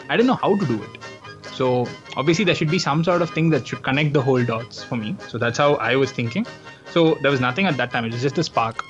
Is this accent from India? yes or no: yes; Chennai, Tamil Nadu, India; I'm from Chennai